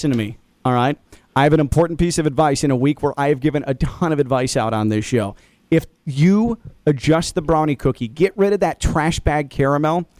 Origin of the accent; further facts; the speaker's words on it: Midwest, United States; me growing up in the Midwest